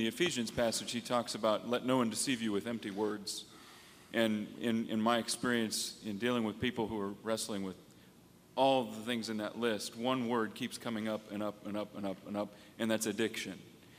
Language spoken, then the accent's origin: English; the South, United States; well, you know, I'm from the South, bless your heart